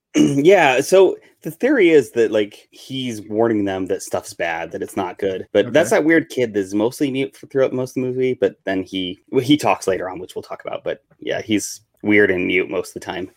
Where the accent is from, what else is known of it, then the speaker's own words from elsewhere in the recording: Wyoming, United States; I grew up in Wyoming where it snows half the time